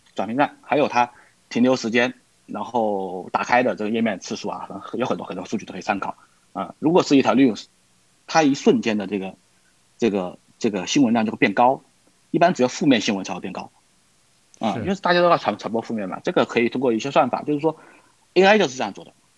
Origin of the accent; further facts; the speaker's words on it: Wuhan, Hubei, China; now in Vancouver, Canada; 而且我老家正好是武汉的